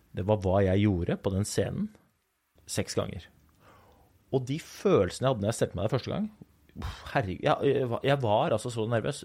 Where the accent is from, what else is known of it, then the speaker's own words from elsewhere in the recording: Oslo, Norway; Den gutten som jeg var når jeg vokste opp i Groruddalen